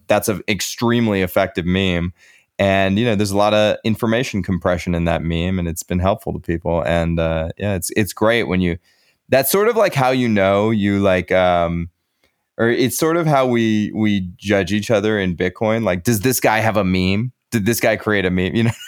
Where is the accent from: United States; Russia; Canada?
United States; As an American